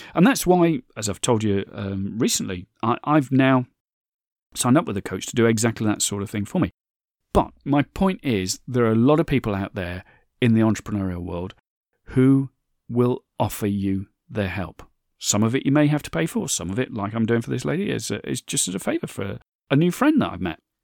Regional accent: United Kingdom; my home country here, in the U K.

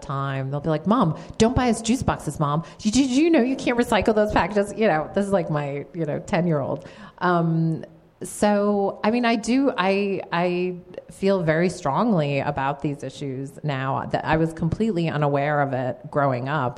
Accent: East Coast, New England, United States; moved away as an adult; now in Seattle, United States; I grew up on the East Coast

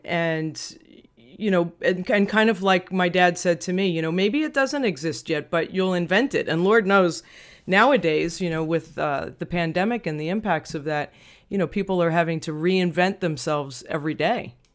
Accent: Long Island, New York, United States; growing up in Long Island, New York

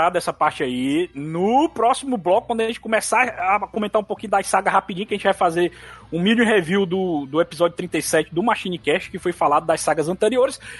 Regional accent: Minas Gerais, Brazil; Minas. Minas. De Minas.

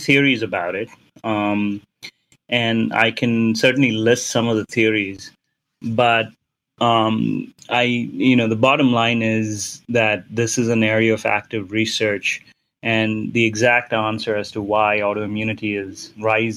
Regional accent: Mumbai, Maharashtra, India; moved away; When I was growing up in India, in Bombay, in the 80s

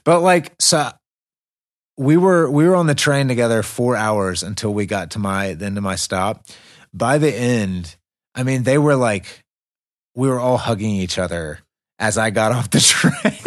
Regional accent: United States; moved away as an adult; now in Russia; I'm the American

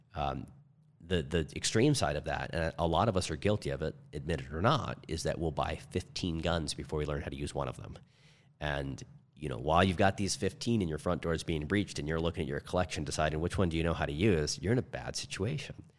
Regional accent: St. Louis, Missouri, United States; now in Arizona, United States; I was raised in Saint Louis, Missouri, and there's all different flavors of people there. Now we're in Arizona

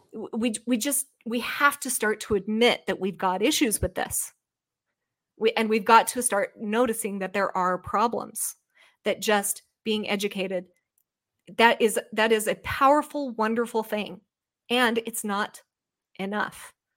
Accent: United States; the thorough history lesson I never received as an American person in my school

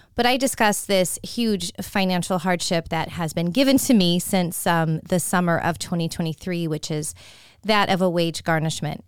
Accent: California, United States; now in Tampa, United States; Trader Joe's is one of those stores that I grew up with in California

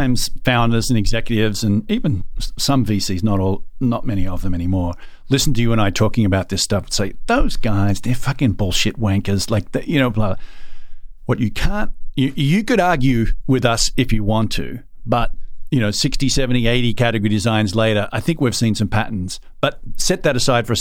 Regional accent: Australia; I'm an Aussie.

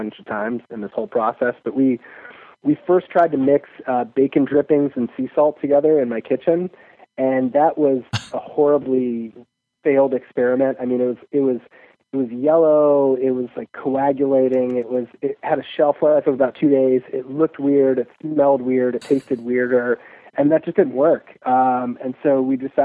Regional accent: Chicago, Illinois, United States; I'm from Chicago

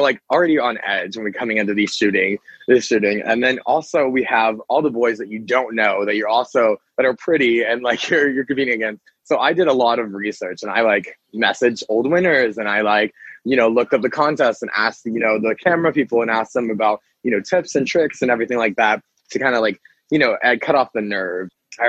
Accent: Pensacola, Florida, United States; moved away as an adult; now in Los Angeles, United States; I was born and raised in Pensacola, and I went to college straight out of high school out in South Carolina, and ended up moving back to Florida

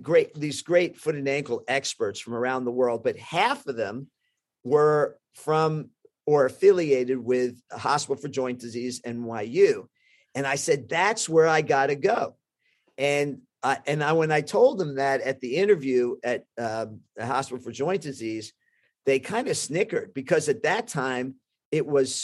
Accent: New York, United States; also born or lived in Bronx; I was born in Manhattan. We were in the Bronx at the time.

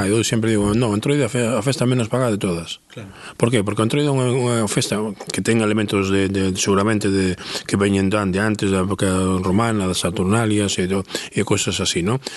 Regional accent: Muxía, Galicia, Spain; eu son dunha parroquia, non son de, de, de non son do Concello de Muxía, son dunha parroquia, do, agora pertenece ao Concello de Muxía

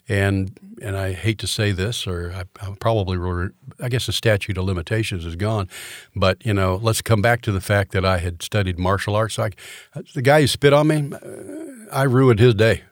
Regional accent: Orlando, Florida, United States; also born or lived in Tallahassee; Grew up in Orlando, Florida.

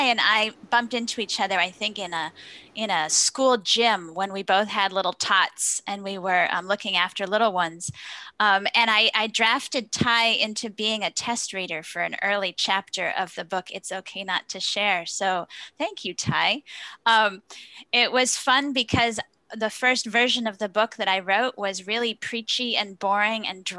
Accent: Traverse City, Michigan, United States; a nonprofit right here in my hometown of Traverse City, Michigan

